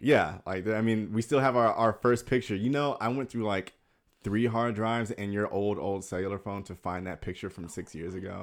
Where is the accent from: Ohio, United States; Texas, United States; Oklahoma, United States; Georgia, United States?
Georgia, United States; Atlanta; moved away as an adult; now in Los Angeles, United States; I'm from Atlanta. So I grew up in Atlanta, um, moved out to L A actually a year, six years ago today